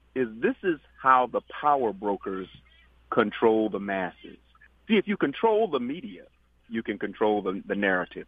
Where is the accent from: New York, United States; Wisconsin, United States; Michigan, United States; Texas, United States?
New York, United States; he's a New Yorker like myself, sir. I was born in New York